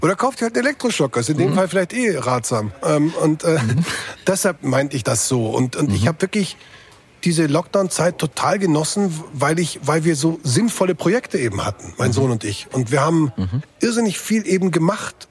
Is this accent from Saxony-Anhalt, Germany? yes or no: no; Bavaria, Germany; ich bin hier als Bayer in Bayern angetreten